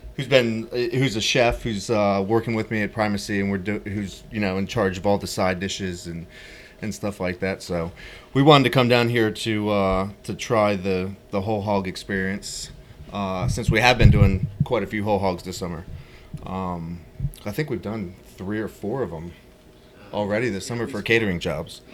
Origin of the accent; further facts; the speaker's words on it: Virginia, United States; I'm from Virginia. You know, we were in Virginia, and people love pork